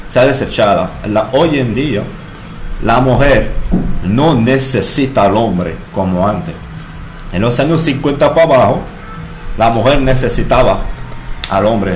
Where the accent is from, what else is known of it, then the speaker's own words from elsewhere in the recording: France; Spanish is a second language; moved away as an adult; now in Dominican Republic; soy, ah, entonces francés, tengo aquí desde mm, NRD desde los 20 años, ya tengo 34